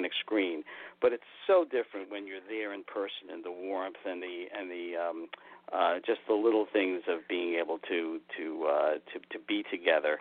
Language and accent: English; New York City, New York, United States; in Brooklyn growing up near the Verrazano Narrows Bay